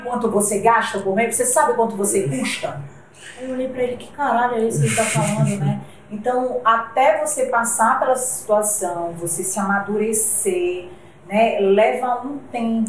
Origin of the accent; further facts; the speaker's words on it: Belém, Pará, Brazil; nós somos de Belém do Pará